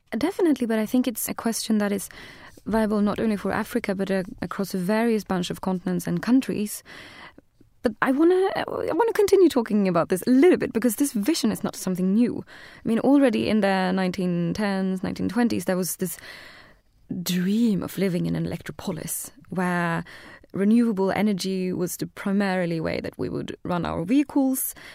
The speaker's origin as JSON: {"language": "English", "country": "Sweden", "said": "I'm from Sweden"}